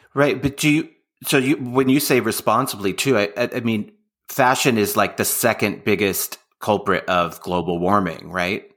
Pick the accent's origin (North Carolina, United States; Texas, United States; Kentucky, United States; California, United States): California, United States; Bay Area; I'm from the Bay Area